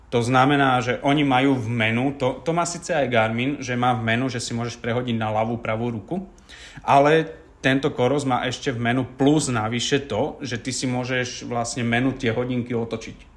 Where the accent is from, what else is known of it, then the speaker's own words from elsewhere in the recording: Záhorie, Slovakia; u nás na Záhory